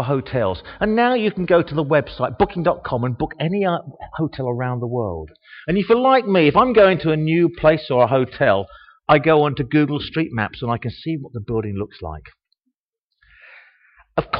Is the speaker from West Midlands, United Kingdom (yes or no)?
no; Harlow, East of England, United Kingdom; also born or lived in Bishop's Stortford; I was born in Bishop Stortford. And for 68 years and 140 days about, I've lived here. My first 10 days were in Bishop Stortford. But I say I come from Harlow.